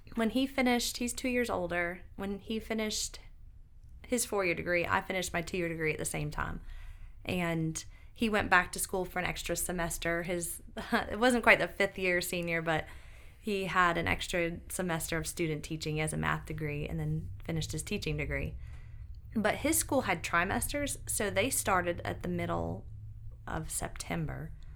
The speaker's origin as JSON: {"language": "English", "town": "Binghamton", "region": "New York", "country": "United States", "tie": "born or raised there", "moved": "as an adult", "lives_now": "Greenville, United States", "said": "I grew up in Binghamton, New York, which is upstate"}